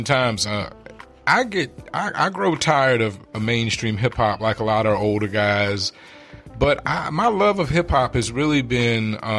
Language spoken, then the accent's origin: English; Richmond, Virginia, United States; moved away as an adult; now in Phoenix, United States; I love my hometown, but Richmond is a small town